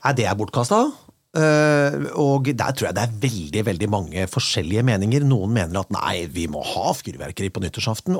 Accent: Kongsberg, Buskerud, Norway; now in Vestlandet, Norway; min hjemby Kongsberg

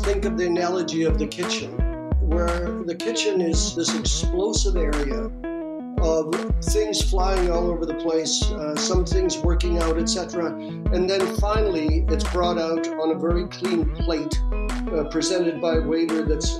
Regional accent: Malmö, Skåne, Sweden; born there; I was born in Malmo, at the southern tip of Sweden. That's across from Copenhagen

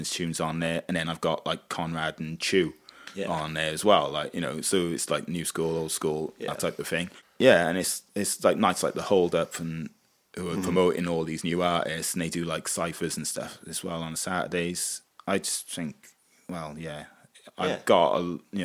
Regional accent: Wales, United Kingdom; we're from Wales

